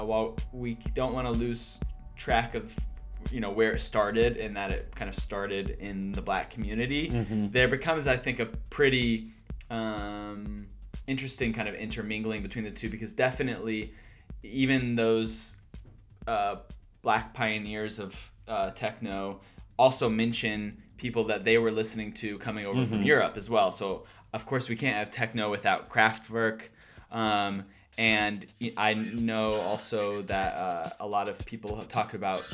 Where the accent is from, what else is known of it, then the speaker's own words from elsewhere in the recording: Indiana, United States; I'm from Indiana